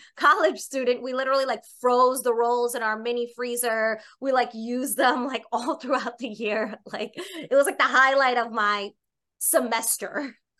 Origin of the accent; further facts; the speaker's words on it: New York City, New York, United States; also born or lived in Boston; I'm born and raised in Staten Island, New York